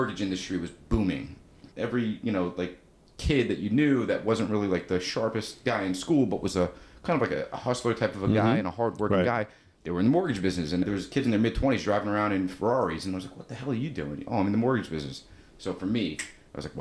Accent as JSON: {"language": "English", "town": "Marlboro", "country": "United States", "tie": "born or raised there", "said": "it was in the same town that I grew up in Marlboro"}